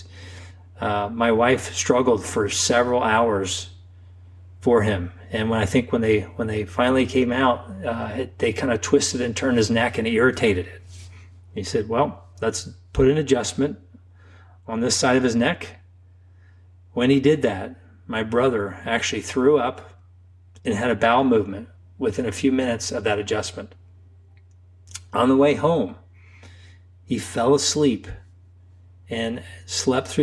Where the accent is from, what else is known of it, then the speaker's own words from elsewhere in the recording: Xenia, Ohio, United States; I grew up and practice in my hometown